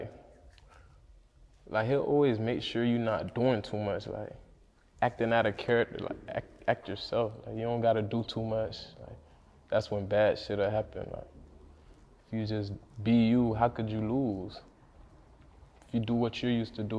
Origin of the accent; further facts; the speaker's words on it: Deerfield, United States; I'm from Deerfield and shit, so Deerfield usually have a lot of trap houses all over